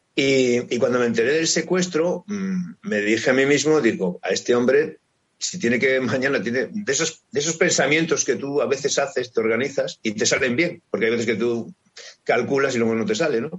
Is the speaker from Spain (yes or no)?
yes; Cantabria, Spain; somos también los cántabros, es decir, somos muy pacientes, somos muy tranquilos